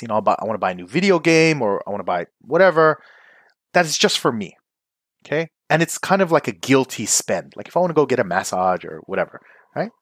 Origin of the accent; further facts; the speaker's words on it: Philippines; I'm Filipino